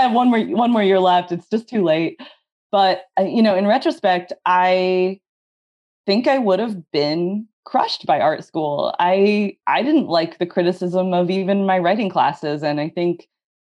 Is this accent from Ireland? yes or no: no; Northern California, United States; also born or lived in Tacoma / Oakland; I grew up in Northern California